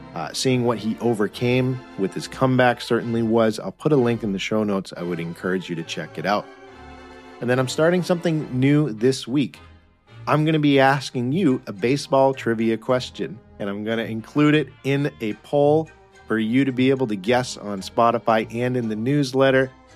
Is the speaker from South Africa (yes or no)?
no; United States; we as Americans